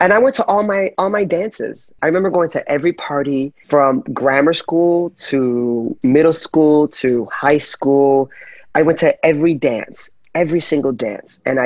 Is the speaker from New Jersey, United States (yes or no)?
yes; Union City, New Jersey, United States; I was raised in Jersey, in Union City, New Jersey.